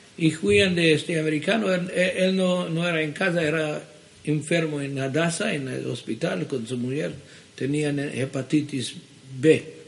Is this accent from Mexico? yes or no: no; Jerusalem, Jerusalem District, Israel; Spanish is a second language; also born or lived in Sofia, Bulgaria; ahí crecí de, un, de edad de un año, fina hoy crecí en Jerusalén